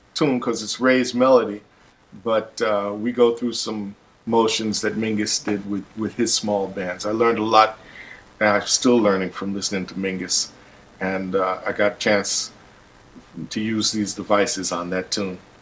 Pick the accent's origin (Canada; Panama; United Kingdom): Panama; moved away; also born or lived in Brooklyn, New York; I'm from Panama and lived in Brooklyn